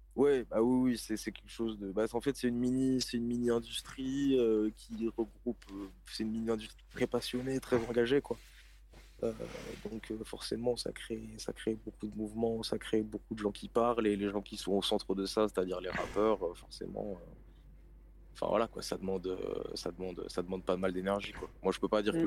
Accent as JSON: {"language": "French", "town": "Lille", "region": "Hauts-de-France", "country": "France", "tie": "born or raised there", "said": "24 ans, rappeur indépendant, Lille, depuis que je suis petit"}